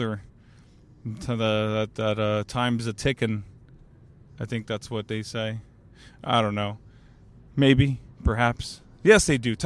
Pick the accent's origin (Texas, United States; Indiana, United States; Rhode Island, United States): Texas, United States; Alice; now in San Antonio, United States; I grew up in Alice, Texas